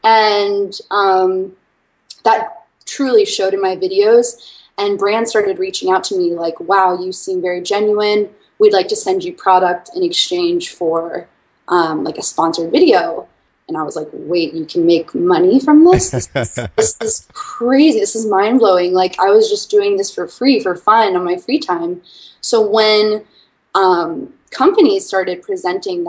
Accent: Washington, District of Columbia, United States; moved away as an adult; also born or lived in Arkansas; I am originally from Washington, D.C. area

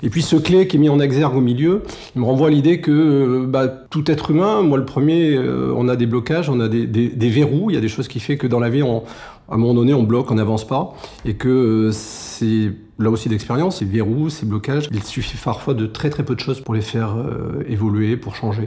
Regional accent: France; je suis né en France

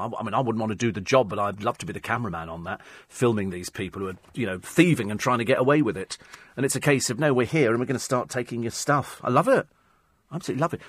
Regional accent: United Kingdom; the Brits, we

